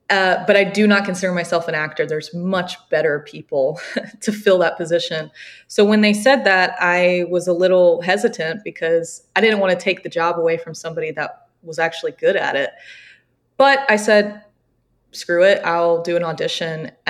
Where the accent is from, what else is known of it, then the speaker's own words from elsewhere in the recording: the South, United States; And we were sitting there and I'm looking at the map because I'm from the South, so I don't really know that part of the country very well.